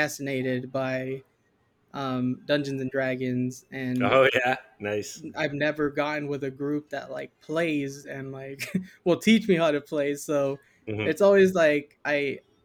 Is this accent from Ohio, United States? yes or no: no; Yuma, Arizona, United States; I grew up in Yuma, Arizona